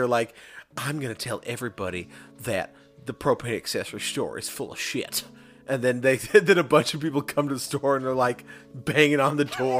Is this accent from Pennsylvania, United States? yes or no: no; California, United States; growing up in California